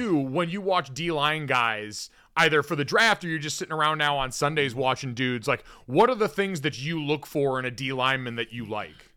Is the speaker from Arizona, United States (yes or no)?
yes; Arizona, United States; when I was growing up in Arizona